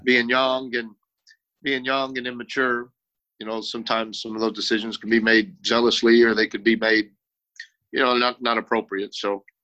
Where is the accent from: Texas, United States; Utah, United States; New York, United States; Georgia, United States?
Texas, United States; South; moved away as an adult; now in Ohio, United States; I grew up in South Texas